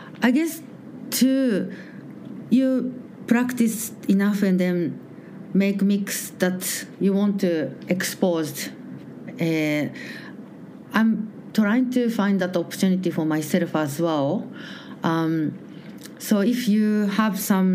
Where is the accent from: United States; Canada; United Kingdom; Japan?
Japan; English is a second language; moved away as an adult; now in Melbourne, Australia; I'm from Japan